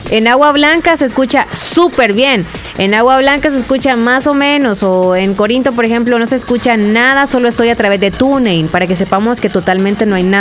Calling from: Honduras; Hola, hola. Buenos días, saludos acá desde Honduras.

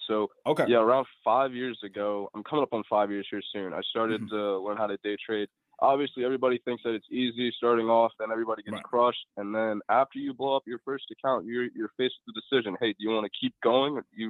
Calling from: Delaware, United States; I'm calling from Delaware, actually.

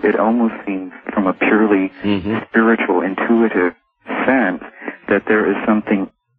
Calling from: California, United States

